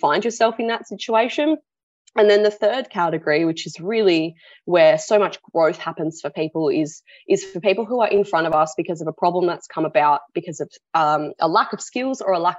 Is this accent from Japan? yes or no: no; Sydney, New South Wales, Australia; now in Perth, Australia; I was born on Gadigal land